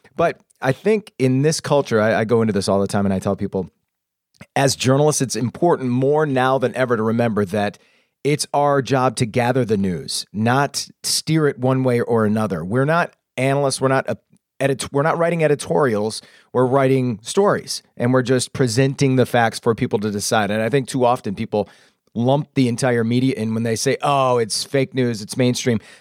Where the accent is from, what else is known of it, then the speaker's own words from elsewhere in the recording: Anna Maria, Florida, United States; moved away as an adult; also born or lived in Lansing, Michigan / DeWitt, Michigan; now in Michigan, United States; I grew up in DeWitt for a couple of years, and then, uh, my mom moved us to Florida in fourth grade. So I grew up in Anne Marie Island, uh, through high school